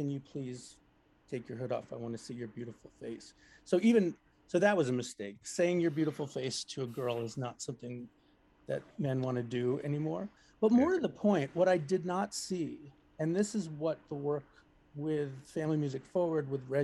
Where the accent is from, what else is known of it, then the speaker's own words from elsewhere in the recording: Melrose, Massachusetts, United States; my hometown here in Melrose